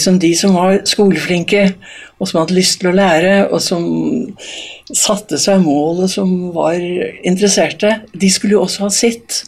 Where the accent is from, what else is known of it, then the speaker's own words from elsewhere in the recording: Eastern Norway, Norway; now in Voss, Norway; Som østlending